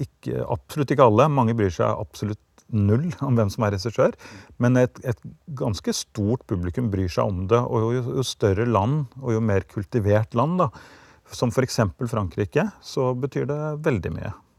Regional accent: Norway; ble jeg født i Norge

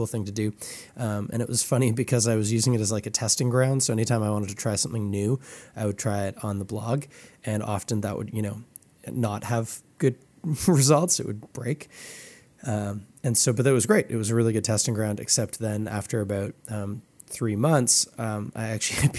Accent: Toronto, Ontario, Canada; I grew up in Scarborough

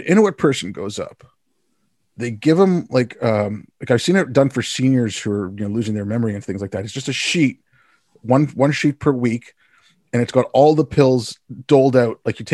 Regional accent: India; born there; I was born in India, I work in IT, I set up communication systems.

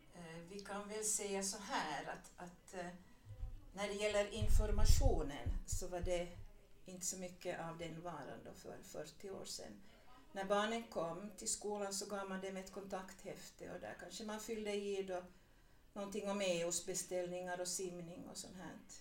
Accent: Vaasa, Ostrobothnia, Finland; also born or lived in Purmo, near Jakobstad; now in Smedsby, Finland; jag är uppvuxen i Gammalvasa

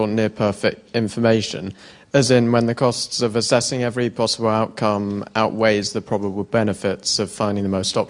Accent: Sweden; from Sweden.

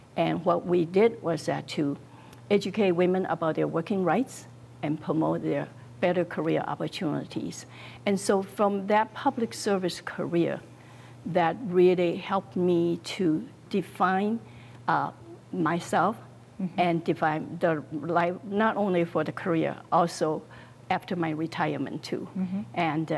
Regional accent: Taiwan; also born or lived in China; now in Naperville, United States; I was born in China, grew up in Taiwan, and I made a conscious choice to come to America.

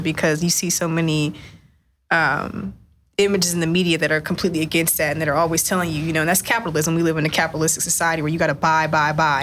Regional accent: West Texas, United States; I grew up in West Texas in a town of like 100,000 people

